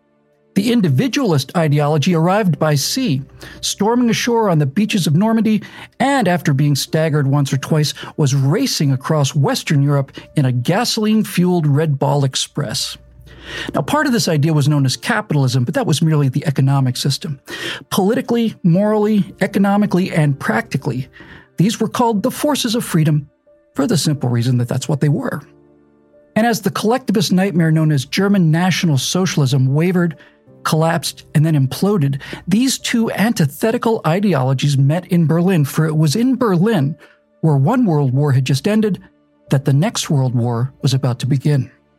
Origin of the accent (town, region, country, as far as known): Bermuda; born or raised there